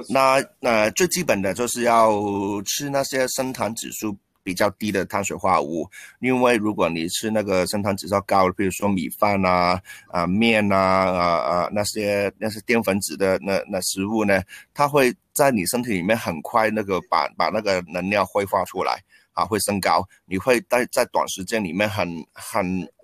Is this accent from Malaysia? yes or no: no; Hong Kong; also born or lived in Taiwan; 我是香港人，然后在台湾师大体育系的毕业，然后当过十几年的体育老师，啊，现在是一名全职的篮球教练